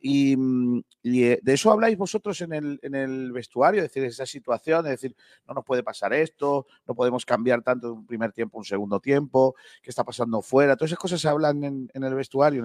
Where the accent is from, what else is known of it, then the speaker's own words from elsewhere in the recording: Rincón de la Victoria, Andalusia, Spain; mi pueblo que es Rincón de la Victoria